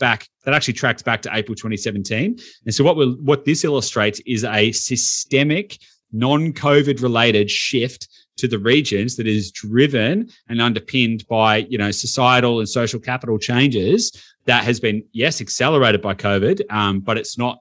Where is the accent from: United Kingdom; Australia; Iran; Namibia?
Australia; Victoria; I'm from Victoria